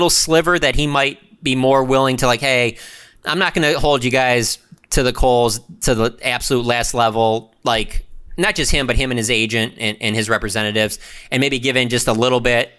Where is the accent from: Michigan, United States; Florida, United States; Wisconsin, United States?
Michigan, United States; Detroit; now in Arlington, United States; Growing up in Detroit